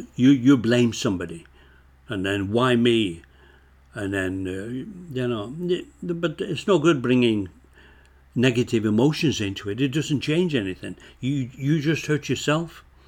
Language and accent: English; Bolton, North West England, United Kingdom; moved away as an adult; also born or lived in Scotland; now in Canada; when I grew up in Bolton, Lancashire